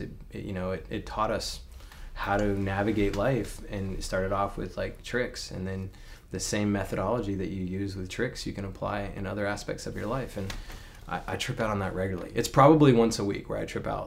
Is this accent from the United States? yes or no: yes; Alabama, United States; I grew up in Alabama